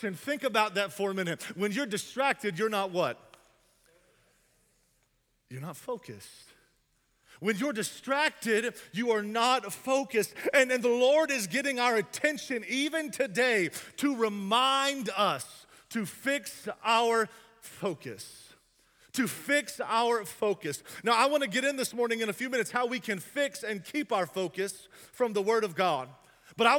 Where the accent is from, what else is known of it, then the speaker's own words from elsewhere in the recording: the South, United States; I'm from the South